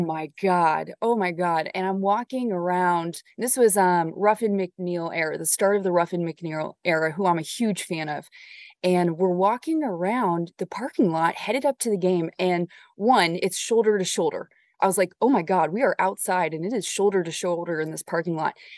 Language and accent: English; Orange County, Southern California, United States; moved away; when I was growing up in Southern California, in Orange County